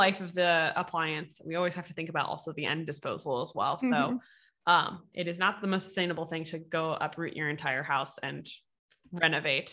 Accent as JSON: {"language": "English", "country": "United States", "said": "we're from the States"}